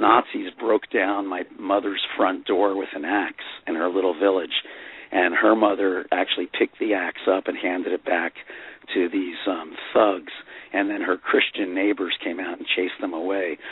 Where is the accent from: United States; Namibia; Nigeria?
United States; Fair Lawn, New Jersey; when I was a kid growing up in Fair Lawn, New Jersey